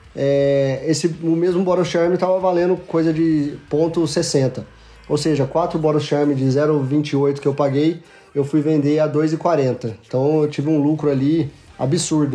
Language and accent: Portuguese; Franca, São Paulo, Brazil; Sou de Franca, interior de São Paulo, Magazine Luiza é da minha cidade